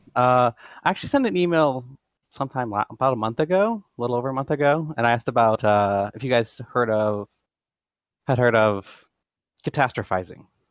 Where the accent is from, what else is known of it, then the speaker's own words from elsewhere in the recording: Austin, New York, United States; also born or lived in Brazil; now in Utah, United States; I'm originally from Austin, New York, but I live in Utah now.